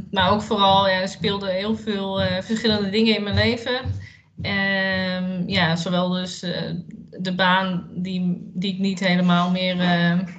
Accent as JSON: {"language": "Dutch", "region": "Utrecht", "country": "Netherlands", "said": "Eh, ik ben 30 jaar en ik kom uit Utrecht."}